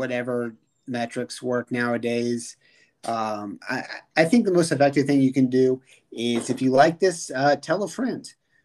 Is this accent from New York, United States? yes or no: no; Lexington, Virginia, United States; growing up in Lexington, Virginia